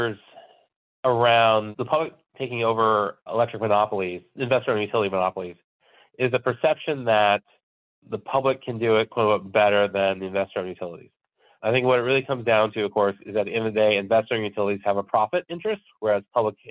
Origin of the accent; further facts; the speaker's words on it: California, United States; moved away as an adult; now in Minnesota, United States; So I grew up in California and I moved to Minnesota from California